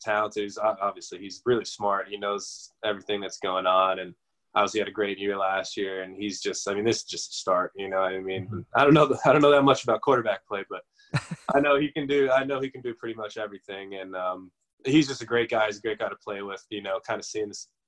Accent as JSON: {"language": "English", "region": "New Jersey", "country": "United States", "moved": "yes", "lives_now": "Buffalo, United States", "said": "I'm from New Jersey, obviously. I grew up a Giants fan"}